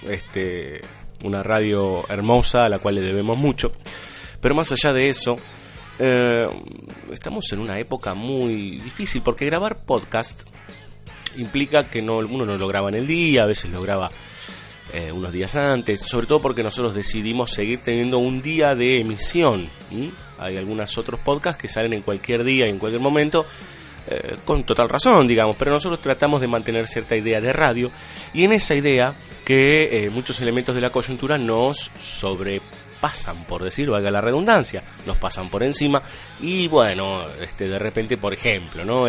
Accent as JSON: {"language": "Spanish", "country": "Argentina", "said": "somos argentinos"}